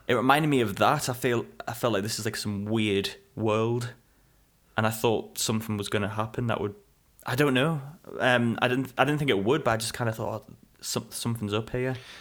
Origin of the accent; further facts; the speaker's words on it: England, United Kingdom; very relatable to us, you know, being English